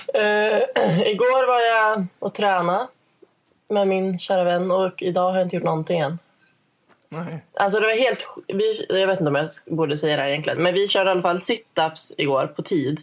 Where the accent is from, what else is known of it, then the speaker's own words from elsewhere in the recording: Ilsbo, Gävleborg County, Sweden; moved away as an adult; now in Stockholm, Sweden; Jag är från Ilsbo som är en ort med 300 invånare.